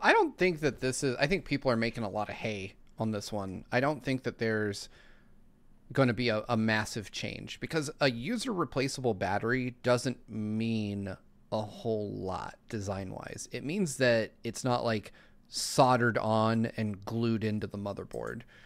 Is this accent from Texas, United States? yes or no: no; Lancaster, California, United States; I grew up in Lancaster, California.